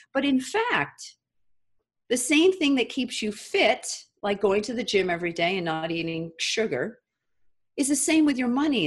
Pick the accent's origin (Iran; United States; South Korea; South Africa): United States; an American who lived in the United States of America, I was born here